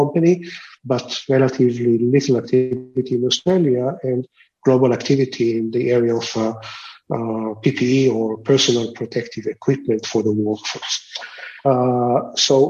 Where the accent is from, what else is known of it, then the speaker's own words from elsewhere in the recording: Israel; I'm of an Israeli origin. I grew up in Israel